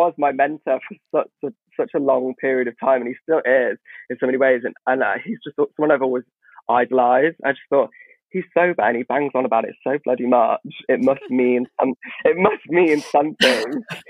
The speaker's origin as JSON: {"language": "English", "region": "Midlands", "country": "United Kingdom", "said": "oh, I'm from the Midlands. So I come from this village where, you know, I went to a Church of England"}